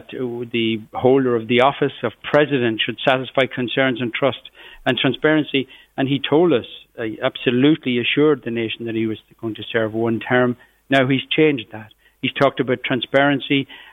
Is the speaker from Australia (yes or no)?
no; Cavan, Ulster, Ireland; where I grew up in Cavan, just on the borders of Fermanagh